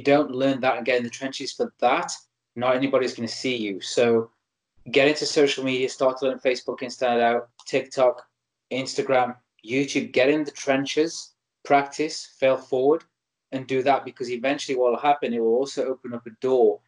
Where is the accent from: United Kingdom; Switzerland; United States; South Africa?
United Kingdom; Stoke-on-Trent, West Midlands; my hometown in Stoke-on-Trent in North England